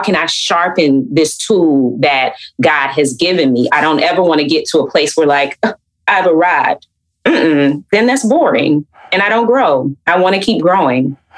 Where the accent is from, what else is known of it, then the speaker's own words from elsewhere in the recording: Atlanta, Georgia, United States; growing up in Atlanta